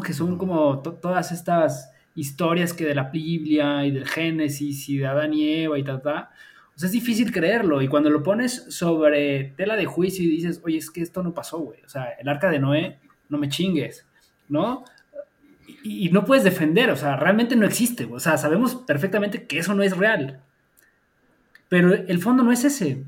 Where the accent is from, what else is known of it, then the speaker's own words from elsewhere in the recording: Mexico; crecimos y nacimos en México